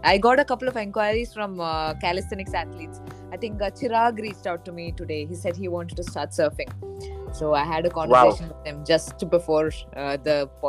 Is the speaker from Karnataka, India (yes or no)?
yes; Bangalore, Karnataka, India; I am from Bangalore, but growing up, I moved across India. So I grew up in a lot of villages. I grew up in a lot of smaller towns